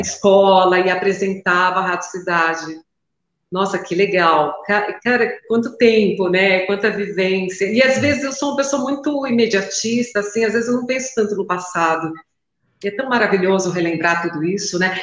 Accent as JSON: {"language": "Portuguese", "region": "São Paulo", "country": "Brazil", "said": "Sou São Paulo, sou bem paulistana, cosmopolita."}